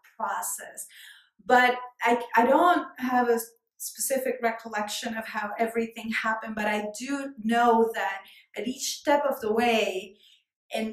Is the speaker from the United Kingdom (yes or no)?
no; Colombia; English is a second language; moved away as an adult; now in New York City, United States; I'm a New Yorker and I'm Colombian by birth.